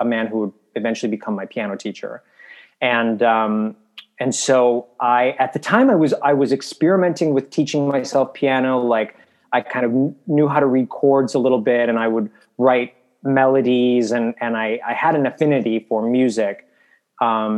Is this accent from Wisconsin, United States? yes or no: yes; Milwaukee, Wisconsin, United States; moved away; I grew up in Milwaukee